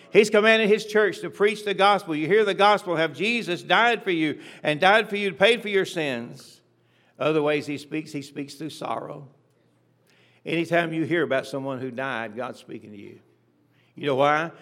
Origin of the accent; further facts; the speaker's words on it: Atlanta, Georgia, United States; I was born in Atlanta, Georgia, a century ago almost